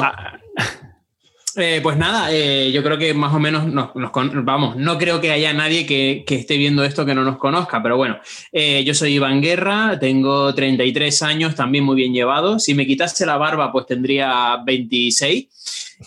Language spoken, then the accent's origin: Spanish; Tenerife, Canary Islands, Spain; accent: meloso (Canarian); moved away as an adult; now in Madrid, Spain; soy de Tenerife, por eso tengo este acento meloso